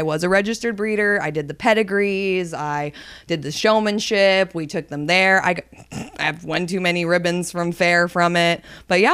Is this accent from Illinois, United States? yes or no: no; Oregon, United States; moved away as an adult; now in Corpus Christi, United States; We spent a lot of time hiking as a kid. Well, in water sports, right? Because we lived on the Columbia River Gorge.